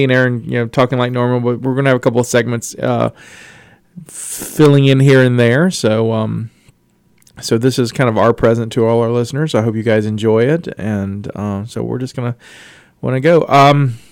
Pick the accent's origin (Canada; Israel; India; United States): United States; the South; moved away; I'm from the South